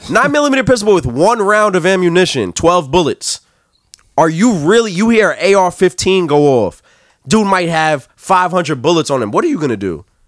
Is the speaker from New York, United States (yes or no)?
yes; New York, United States; I'm from New York